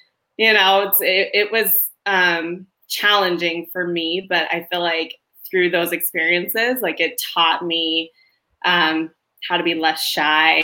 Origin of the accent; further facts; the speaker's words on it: Queen Creek, Arizona, United States; I grew up in Queen Creek back when it was literally just dirt roads and farm fields